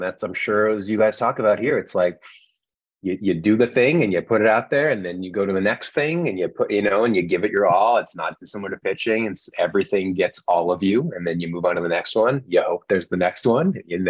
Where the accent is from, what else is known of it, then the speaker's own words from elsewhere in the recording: Canada; I'm from Canada originally.